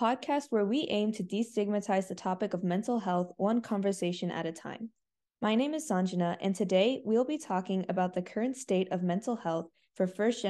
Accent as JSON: {"language": "English", "country": "United States", "tie": "born or raised there", "said": "I was born in the United States to Indian immigrants, so I fit the first definition."}